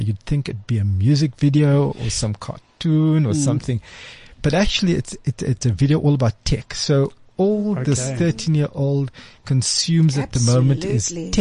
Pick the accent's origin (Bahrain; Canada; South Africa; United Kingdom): South Africa; Cape Town, Western Cape; I grew up in Cape Town, in Athlone, heart of Cape Town.